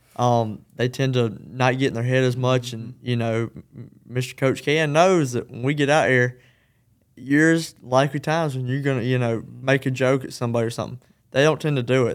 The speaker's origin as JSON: {"language": "English", "town": "Edgefield", "region": "South Carolina", "country": "United States", "said": "I'm from Edgefield"}